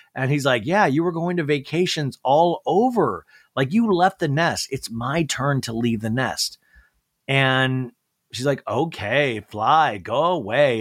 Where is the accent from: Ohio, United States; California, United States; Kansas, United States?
Kansas, United States; when I grew up in Kansas